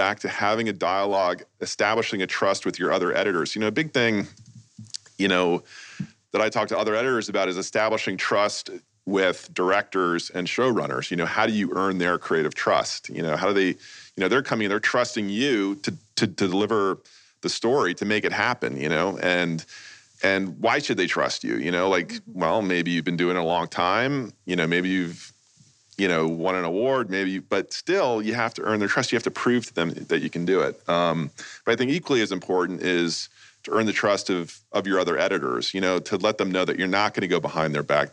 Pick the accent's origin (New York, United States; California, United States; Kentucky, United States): New York, United States; now in Los Angeles, United States; I grew up in New York